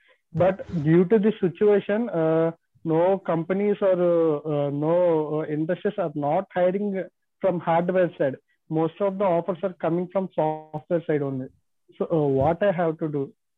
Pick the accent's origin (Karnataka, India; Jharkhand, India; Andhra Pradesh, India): Andhra Pradesh, India; Visakhapatnam; I am from Vishakhapatnam